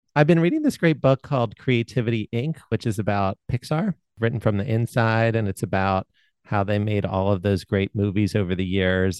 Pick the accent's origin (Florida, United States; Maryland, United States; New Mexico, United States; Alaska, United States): Maryland, United States; Baltimore; I grew up in Baltimore